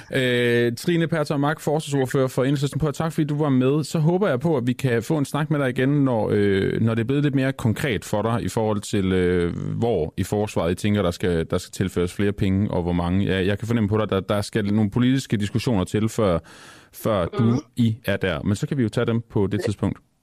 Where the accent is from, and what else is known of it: Denmark